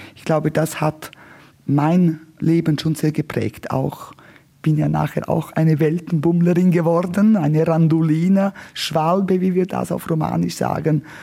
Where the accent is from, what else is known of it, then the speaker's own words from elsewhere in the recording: Martina, Graubünden, Switzerland; Also ich komme aus dem östlichsten Punkt der Schweiz. Ich bin in Martina an der Grenze aufgewachsen.